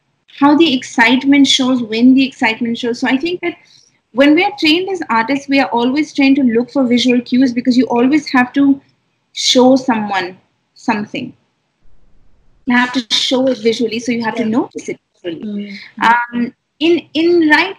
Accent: New Delhi, Delhi, India; having been born and raised in Delhi, like, I'm a city person.

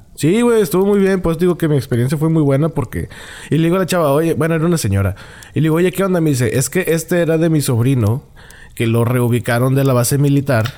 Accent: Monterrey, Nuevo León, Mexico; el Regio

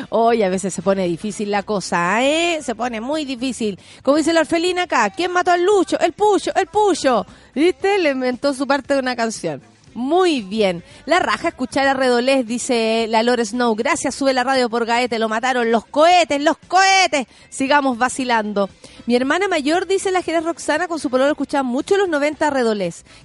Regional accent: Viña del Mar, Valparaíso, Chile; Soy dibujante eh, arquitectónico y ando buscando peguitas, Soy de Viña.

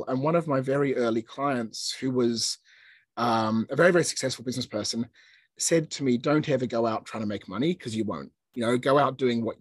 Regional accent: Australia; moved away as an adult; now in Hong Kong; we worked for a year in Australia, where I grew up

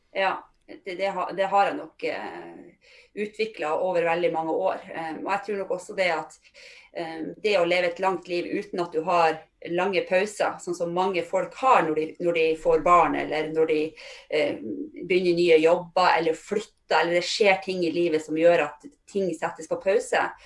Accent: Fauske, Nordland, Norway; moved away as an adult; also born or lived in Trondheim; Men jeg kommer opprinnelig fra Fauske i Nordland, som er ikke så langt fra Bodø

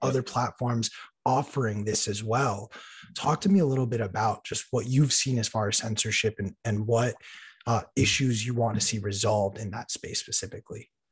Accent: Los Angeles, California, United States; I was in Los Angeles, in my hometown

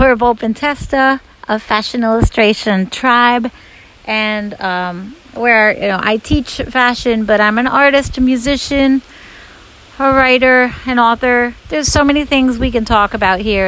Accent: United States; I grew up in the U.S. I'm American, North American

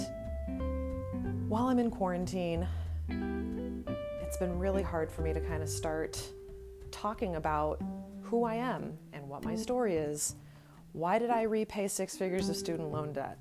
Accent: Redding, California, United States; also born or lived in San Diego, California; I was born and raised in this small town called Redding, California, that's located about 2.5 hours north of Sacramento

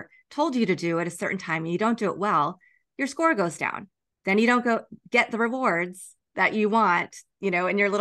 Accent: Kansas, United States; also born or lived in Chicago / San Francisco / Houston; now in Los Angeles, United States; I grew up in Kansas.

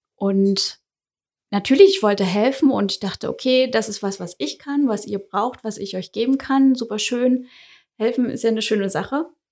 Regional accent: Saxony-Anhalt, Germany; moved away as an adult; also born or lived in Dessau; now in Dresden, Germany; Also ich komme ursprünglich aus Sachsen-Anhalt

